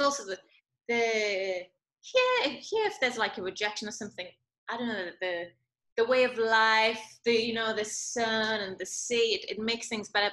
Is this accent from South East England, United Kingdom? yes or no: no; Newcastle upon Tyne, North East England, United Kingdom; moved away as an adult; also born or lived in London / Macau / Scotland; I was born in Newcastle, and whilst I was in Macau